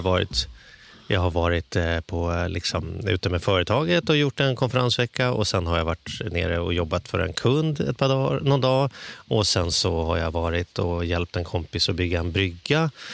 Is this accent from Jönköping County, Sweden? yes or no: no; Stockholm, Stockholm County, Sweden; jag kommer från Stockholm